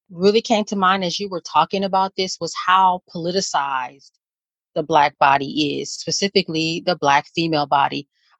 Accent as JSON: {"language": "English", "town": "Los Angeles", "region": "California", "country": "United States", "said": "I am from South Central Los Angeles, right near the intersection of Crenshaw and Slauson."}